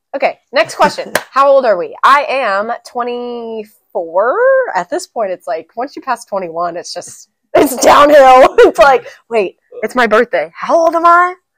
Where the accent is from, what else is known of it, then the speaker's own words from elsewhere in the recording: The Woodlands, Texas, United States; also born or lived in San Antonio, Texas / Memphis, Tennessee; I was born and raised here in Texas